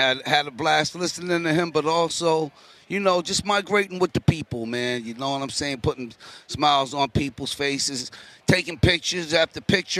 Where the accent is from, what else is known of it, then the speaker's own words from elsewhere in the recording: East Coast, United States; I'm from the East Coast.